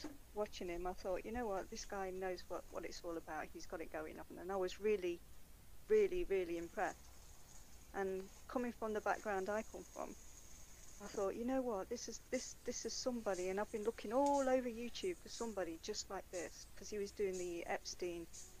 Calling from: Derbyshire, East Midlands, United Kingdom; From Derbyshire.

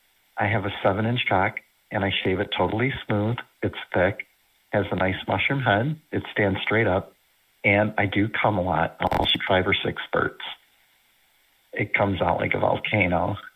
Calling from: Indiana, United States; I'm calling from the Chicagoland, Northwest Indiana area.

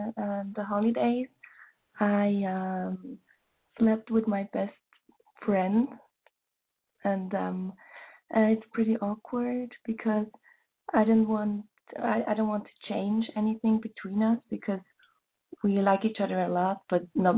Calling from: Switzerland; I'm 20, and I'm calling from Switzerland.

